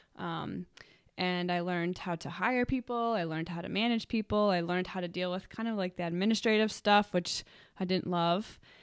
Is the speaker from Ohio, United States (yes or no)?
no; Cranston, Rhode Island, United States; I am from Cranston, Rhode Island. I went to Cranston High School West for high school